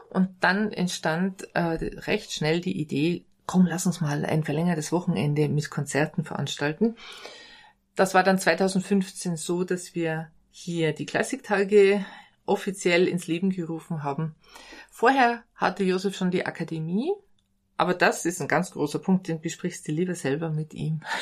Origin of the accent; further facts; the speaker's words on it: Bad Kohlgrub, Bavaria, Germany; Für mich ist das hier der ideale Ort. Ich bin hier im Dorf aufgewachsen. Ich liebe die Atmosphäre und die schöne Landschaft hier